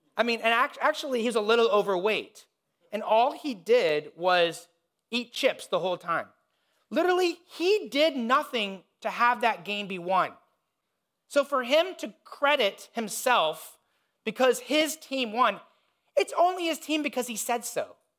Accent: Indiana, United States; I grew up in Indiana

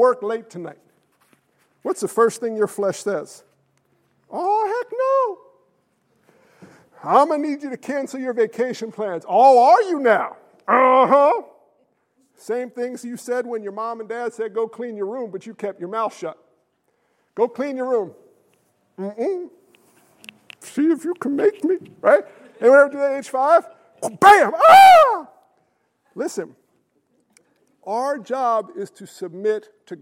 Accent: United States; I'm American. I come from a long line of military men

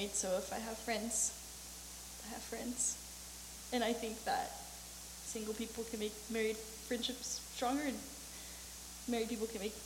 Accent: Florida, United States; moved away; I'm from Florida, I've never driven in snow before

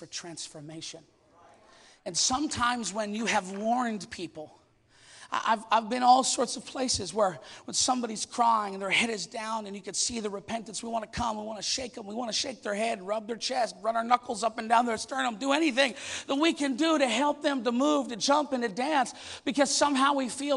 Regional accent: Canada; I'm Canadian

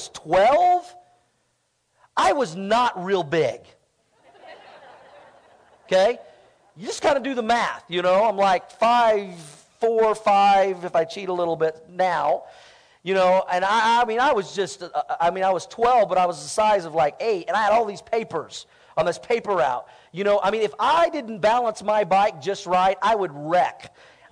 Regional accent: Tulsa, Oklahoma, United States; when I was a kid growing up in Tulsa, Oklahoma. I lived in the same house for 20 years.

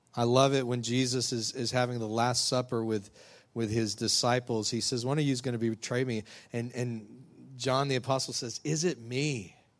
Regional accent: West Texas, United States; moved away as an adult; now in Louisiana, United States; somebody who grew up out in Texas, West Texas

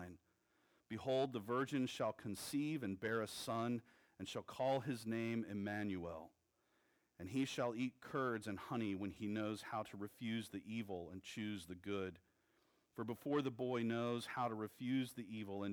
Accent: Texas, United States; I'm a Texan

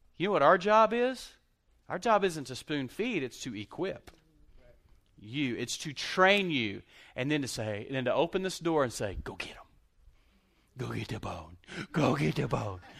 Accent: Lubbock, Texas, United States; now in Abilene, United States; I grew up in Lubbock, Texas

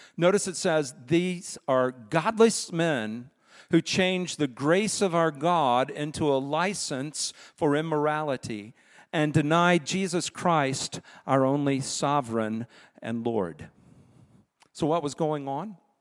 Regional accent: United States; as American citizens

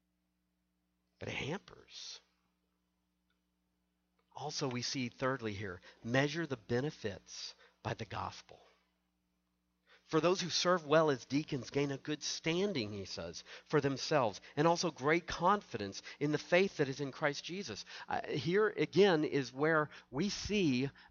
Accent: the South, United States; I grew up in the South

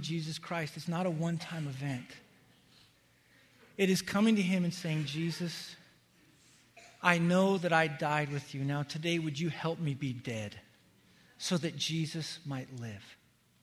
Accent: Wyoming, United States; where I grew up in Wyoming

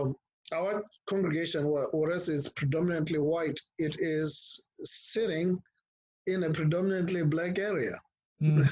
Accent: Pretoria, Gauteng, South Africa; moved away as an adult; also born or lived in Richmond, Virginia / Wisconsin; now in St. Petersburg, United States; I was born and raised in Pretoria, South Africa, and went to school there

